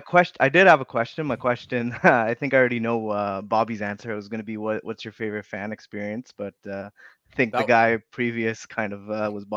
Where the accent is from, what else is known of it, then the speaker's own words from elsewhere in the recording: Toronto, Ontario, Canada; I grew up in Toronto